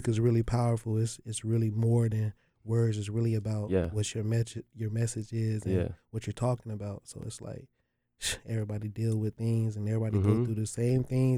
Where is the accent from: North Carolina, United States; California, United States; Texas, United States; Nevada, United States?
North Carolina, United States; Raleigh; from Raleigh, North Carolina